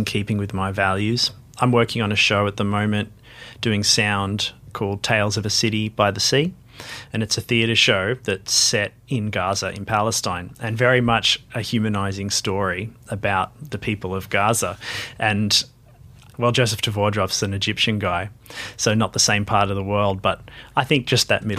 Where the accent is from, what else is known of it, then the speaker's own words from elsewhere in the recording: Sydney, New South Wales, Australia; moved away as an adult; also born or lived in Marrickville; now in Melbourne, Australia; I grew up in Glebe and moved to Marrickville